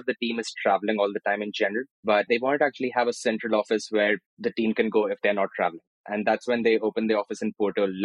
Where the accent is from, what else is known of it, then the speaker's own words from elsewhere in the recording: Maharashtra, India; moved away as an adult; also born or lived in Andhra Pradesh / Newcastle, United Kingdom; now in Portugal; I was born in Andhra Pradesh, which is in the south, and I grew up in Maharashtra, so which is basically the state where Bombay is, or Mumbai.